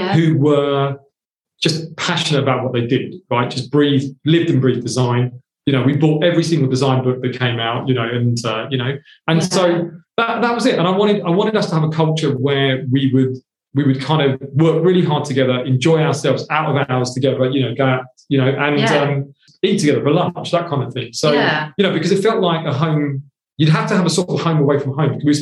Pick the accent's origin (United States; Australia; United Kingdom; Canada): United Kingdom; Hounslow, London; also born or lived in India; I'm an immigrant. I'm a boy from Hounslow.